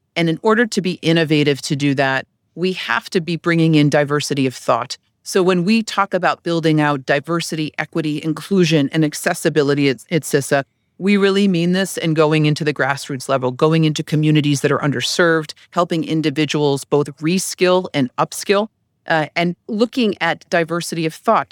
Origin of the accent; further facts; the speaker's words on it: Connecticut, United States; moved away as an adult; I'm from Connecticut